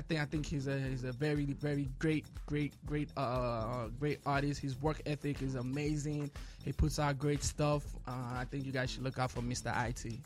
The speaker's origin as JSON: {"language": "English", "country": "Nigeria", "tie": "born or raised there", "moved": "yes", "lives_now": "Chicago, United States", "said": "growing up in Nigeria, you know, Nigeria being being the people that we are"}